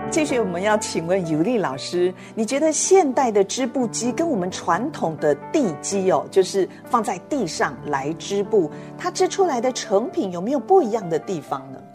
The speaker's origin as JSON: {"language": "Chinese", "area": "Nan'ao", "region": "Yilan County", "country": "Taiwan", "tie": "born or raised there", "said": "南澳群的传统服饰，我看到了我们家乡的。"}